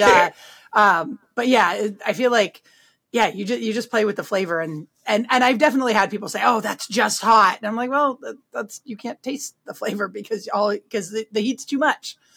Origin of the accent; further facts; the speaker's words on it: Berkeley, California, United States; now in Vermont, United States; I'm from Berkeley.